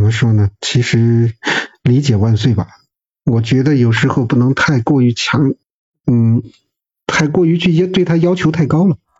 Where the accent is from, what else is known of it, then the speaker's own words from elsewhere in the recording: Xi'an, Shaanxi, China; moved away; 咱们西安那边的话，这个大男子主义还是这种倾向比较严重的